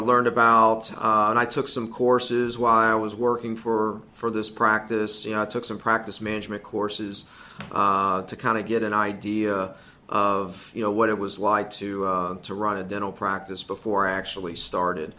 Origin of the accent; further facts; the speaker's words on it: Ohio, United States; moved away as an adult; also born or lived in Oklahoma / Greenville, South Carolina; we're both from Ohio originally